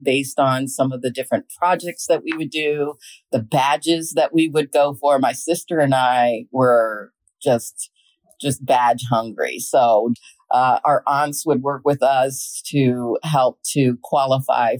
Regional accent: Montgomery County, Maryland, United States; We grew up in Maryland, in Montgomery County, Maryland

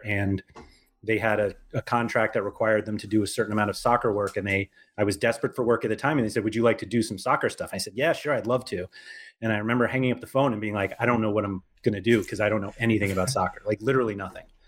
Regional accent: New York, United States; I'm from New York

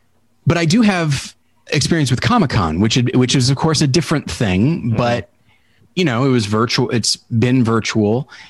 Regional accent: Taft, California, United States; I'm in my hometown of Taft, California. It's hot in California in general right now, but this is the middle of the desert.

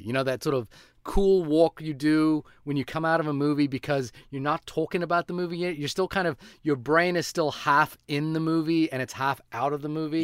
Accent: New Zealand; for me as a New Zealander

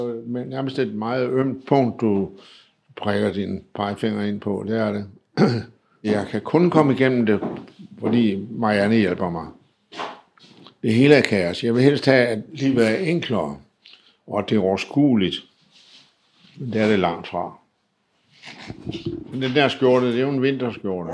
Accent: Denmark

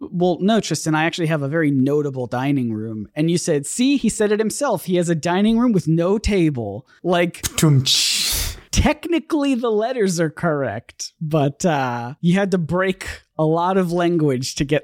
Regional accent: Canada; I'm Canadian.

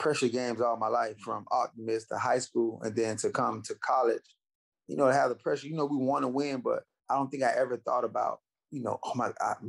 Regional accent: Miami, Florida, United States; a kid in Miami, especially when we grew up

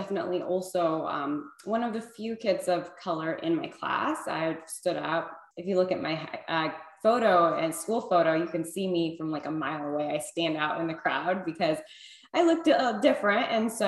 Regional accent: Illinois, United States; now in California, United States; I'm Iranian American. I was born and raised in Illinois in a small town.

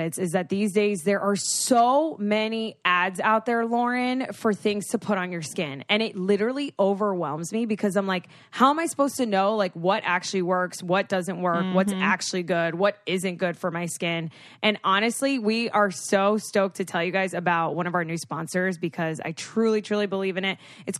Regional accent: Florida, United States; I am from South Florida

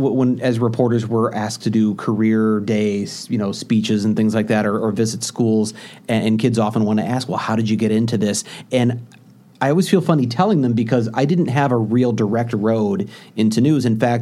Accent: St. Louis, Missouri, United States; moved away; I'm from St. Louis.

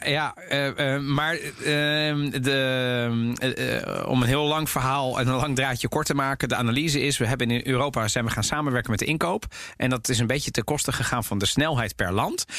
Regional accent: The Hague, South Holland, Netherlands; in Den Haag, waar ik ben opgegroeid

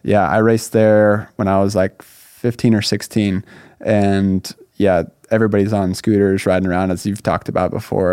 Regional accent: Northern California, United States; moved away as an adult; also born or lived in Laguna Hills, California; now in Southern California, United States; I grew up in Northern California

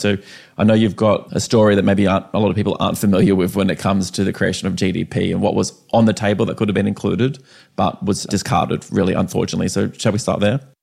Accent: Canberra, Australian Capital Territory, Australia; we both grew up in Canberra

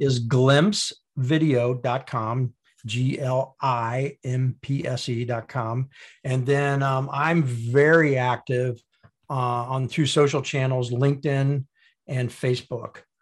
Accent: Indiana, United States; being born in Indiana, went to high school in Indiana, went to college in Indiana

